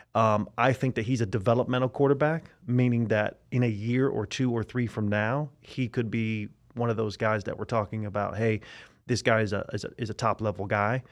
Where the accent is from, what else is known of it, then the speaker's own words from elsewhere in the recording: Tampa, Florida, United States; I am from Tampa, Florida